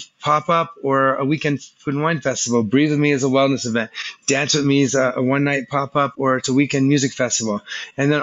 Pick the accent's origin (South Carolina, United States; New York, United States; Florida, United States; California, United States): Florida, United States; South; I grew up in South Florida, so I probably have some connection to that region just based on that's where my childhood was